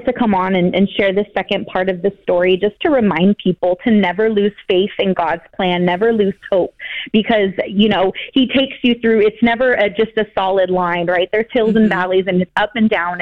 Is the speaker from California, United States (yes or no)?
yes; San Jose, California, United States; moved away as an adult; now in Austin, United States; We're from the Bay Area. We're from San Jose, California, but moved out to Austin about 7 years ago